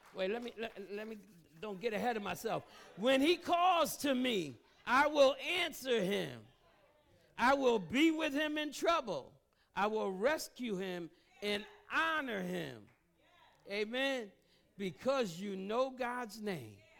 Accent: United States; I grew up in the Greens Apartments. That's not too far from here

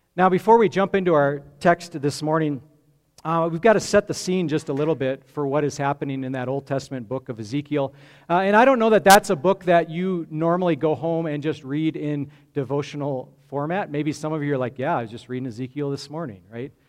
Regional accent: Grand Junction, Colorado, United States; I grew up in Grand Junction on the western slope

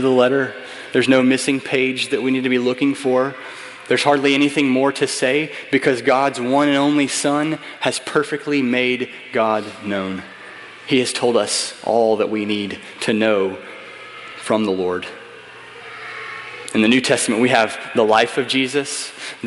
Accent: United States; I'm an American

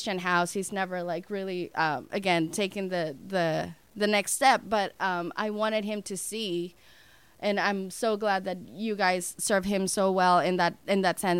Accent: Dominican Republic; moved away as an adult; now in United States; I'm from the Dominican Republic, and I moved to the United States almost 10 years ago

